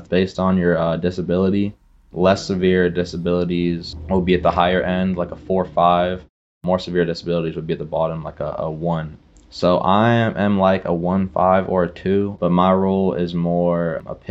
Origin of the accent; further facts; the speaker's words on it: Bolinas, California, United States; growing up in Bolinas, California, it's a, you know, tiny, tiny little town of about 1,500 people